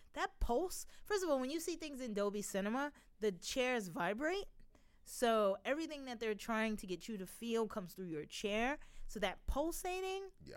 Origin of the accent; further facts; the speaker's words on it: New York, United States; I'm a New Yorker